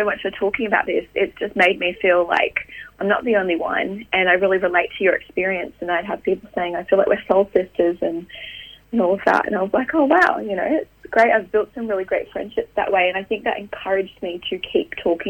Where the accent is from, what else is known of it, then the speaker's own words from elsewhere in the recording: Queensland, Australia; moved away; also born or lived in Sydney / Austria / France / England; I grew up in Queensland